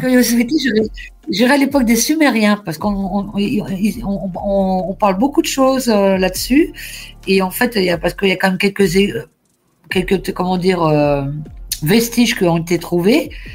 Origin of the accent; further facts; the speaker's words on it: Lorraine, Grand Est, France; je suis de la Lorraine